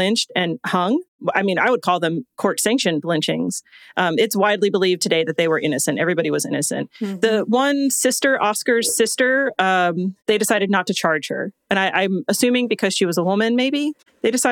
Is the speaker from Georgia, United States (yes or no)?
yes; Georgia, United States; I grew up in Georgia